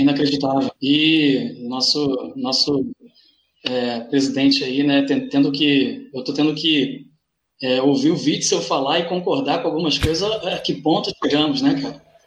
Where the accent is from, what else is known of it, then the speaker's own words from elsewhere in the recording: Duque de Caxias, Rio de Janeiro, Brazil; moved away as an adult; also born or lived in Tijuca, Rio de Janeiro; now in Rio de Janeiro, Brazil; eu sou nascido na Baixada Fluminense, nascido e criado na Baixada Fluminense, que é uma região mais pobre daqui.